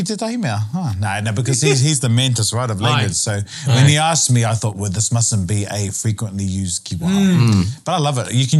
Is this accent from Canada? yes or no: no; Australia; now in New Zealand; And I've just been in Australia for 2.5 weeks and I grew up in Australia and, hearing the accent there, I forgot what it sounded like.